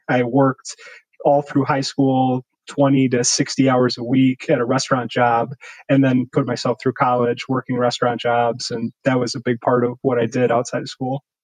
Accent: Milwaukee, Wisconsin, United States; also born or lived in Racine, Wisconsin / Virginia; was born in Racine, which is south of Milwaukee, but moved to the Milwaukee area when I was pretty young, around two, and basically grew up in Milwaukee all the way through college

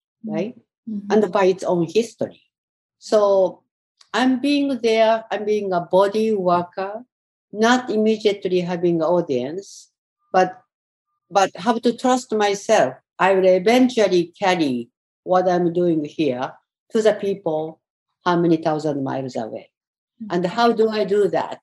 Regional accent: Tokyo, Japan; moved away as an adult; now in New York, United States; Tokyo, where I grew up, and some of the countryside I grew up was close to Fukushima.

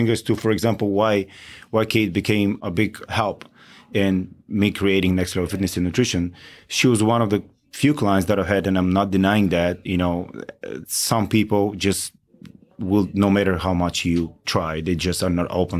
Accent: Bulgaria; moved away as an adult; now in Outer Banks, North Carolina, United States; I'm Bulgarian.

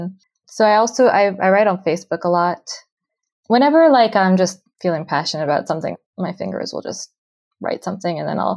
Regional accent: Canada; moved away as an adult; now in Beersheba, Israel; I'm originally from Canada, but I moved to Israel with my husband and then one child about 8 years ago. We live in Be'er Sheva now

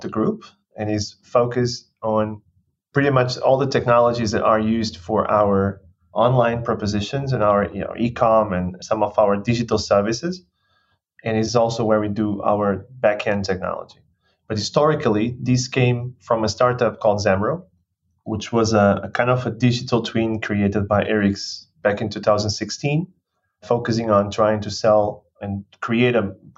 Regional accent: Portugal; moved away; I was born in Portugal 35 years ago.

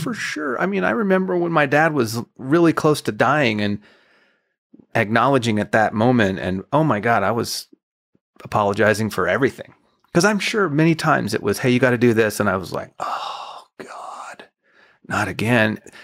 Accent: El Paso, Texas, United States; moved away as an adult; also born or lived in Nashville; I'm from El Paso. I ended up in Nashville as a songwriter

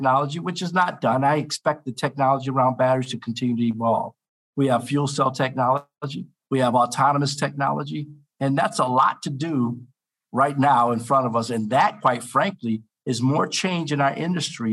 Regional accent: Cleveland, Ohio, United States; just outside of Cleveland, Ohio, which is my hometown.

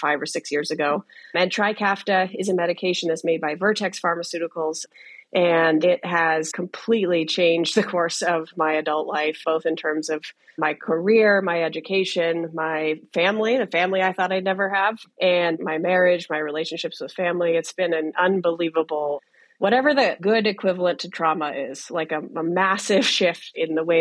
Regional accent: United States; I grew up in the Washington area, and I was treated there for my whole life

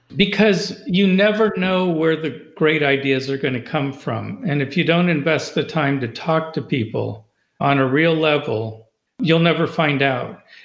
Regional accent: California, United States; now in Loudoun County, United States; where I grew up in California

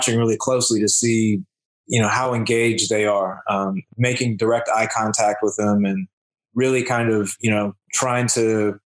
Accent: United States; I'm from the United States

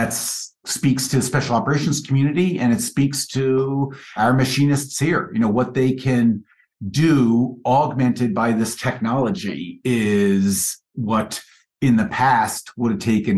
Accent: New York City, New York, United States; moved away as an adult; also born or lived in Boston; now in Milwaukee, United States; I'm originally New York City, born and raised, and my wife's LA.

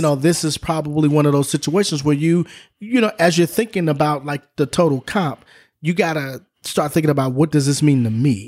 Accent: Southern California, United States; Grew up in Southern California

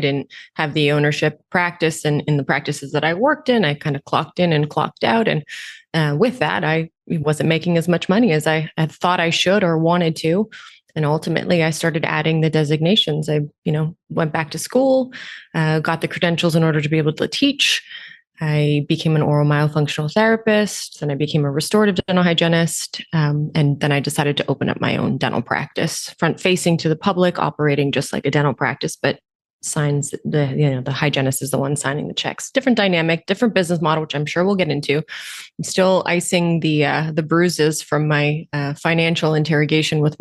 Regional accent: Romania; also born or lived in Canada; now in Toronto, Canada; I was born in Romania, communist country. Parents were refugees, moved to Canada.

